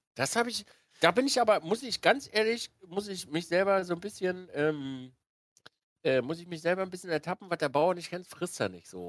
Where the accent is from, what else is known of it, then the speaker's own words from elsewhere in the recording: Binz, Mecklenburg-Vorpommern, Germany; moved away as an adult; also born or lived in Wismar; bin dann runter oh, nach Binz an die Ostsee